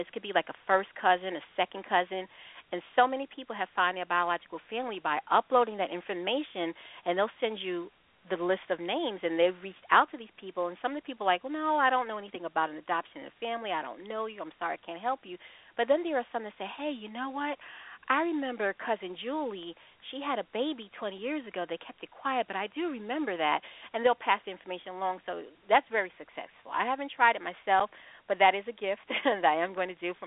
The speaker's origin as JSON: {"language": "English", "area": "Long Island", "region": "New York", "country": "United States", "tie": "born or raised there", "said": "I'm from New York, and I'm adopted as well. I was raised on Long Island"}